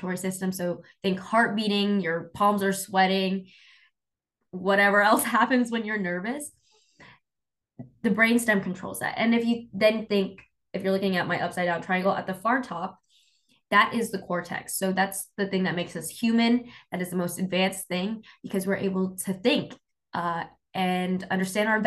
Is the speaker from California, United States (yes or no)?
yes; Sacramento, California, United States; I grew up in Sacramento